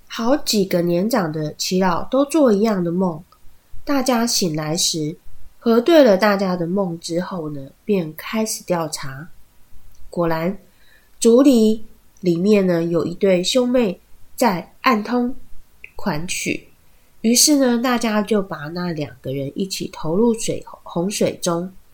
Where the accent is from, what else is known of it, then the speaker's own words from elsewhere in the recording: Taiwan; 他们还是会替我们台湾人做事的